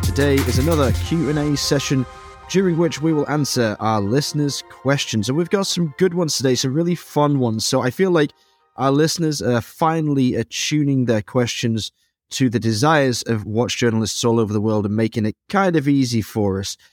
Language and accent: English; Dresden, Saxony, Germany; my hometown of Dresden